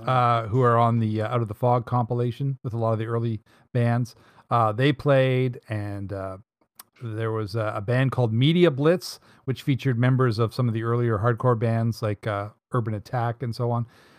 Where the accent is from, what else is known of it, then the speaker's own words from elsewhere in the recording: Dartmouth, Nova Scotia, Canada; I was born in Dartmouth, and born on Dartmouth Natal Day. So that makes me a Yankee Dartmouth dandy.